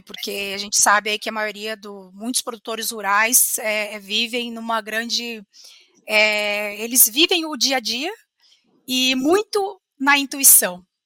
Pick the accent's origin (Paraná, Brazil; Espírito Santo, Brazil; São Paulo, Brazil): Paraná, Brazil; Curitiba; sou curitibana, me formei na Universidade Federal do Paraná em 2010